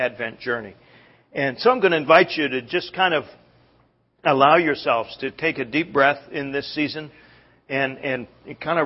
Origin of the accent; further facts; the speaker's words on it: Canada; moved away; growing up in Canada